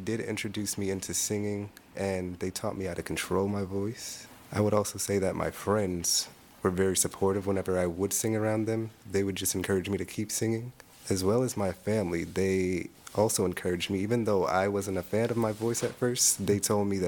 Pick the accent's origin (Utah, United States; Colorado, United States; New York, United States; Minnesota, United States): Colorado, United States; Colorado Springs; now in Texas, United States; I was born and raised in Colorado Springs, but I decided to move to Texas.